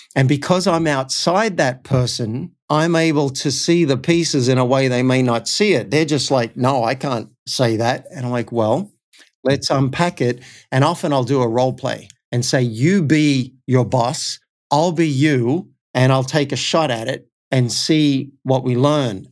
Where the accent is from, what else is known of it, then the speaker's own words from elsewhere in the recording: Cessnock, New South Wales, Australia; moved away; I actually went back to my hometown of Cessnock